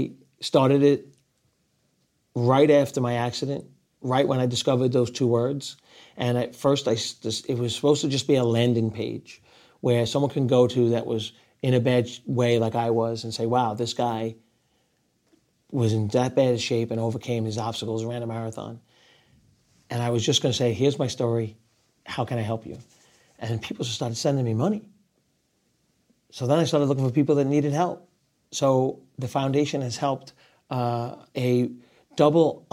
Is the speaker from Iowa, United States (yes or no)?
no; New York, United States; also born or lived in Rockaway Beach, Queens, New York; I'm still a New Yorker